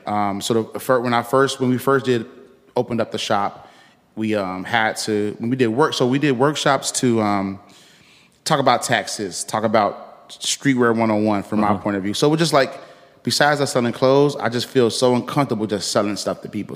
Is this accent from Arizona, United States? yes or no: no; Chicago, Illinois, United States; I'm from the west side of Chicago